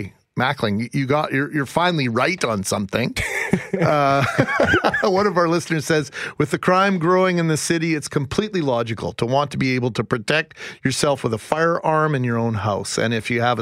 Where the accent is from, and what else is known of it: Canada